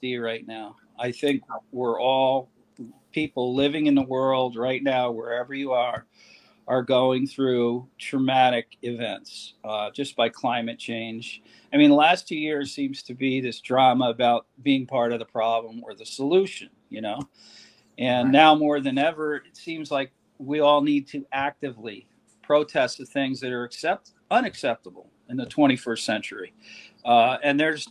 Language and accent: English; New Jersey, United States; moved away; I'm from New Jersey and everything's a big show